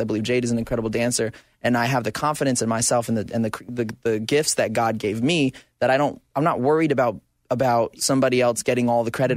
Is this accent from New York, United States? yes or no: no; Arizona, United States; now in Southern California, United States; I grew up in Arizona